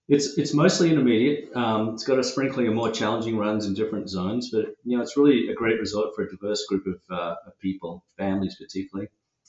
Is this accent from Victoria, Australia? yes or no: no; Sydney, New South Wales, Australia; now in Washington, United States; The accent gives it away. yeah, so I grew up in Sydney